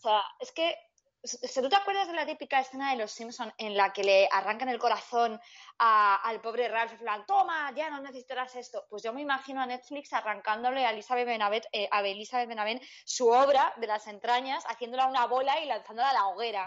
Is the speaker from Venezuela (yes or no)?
no; Madrid, Community of Madrid, Spain; hablo un poco mal porque soy de Madrid